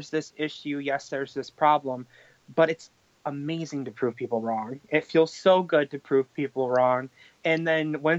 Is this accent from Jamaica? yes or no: no; Canandaigua, New York, United States; I am from Canandaigua, New York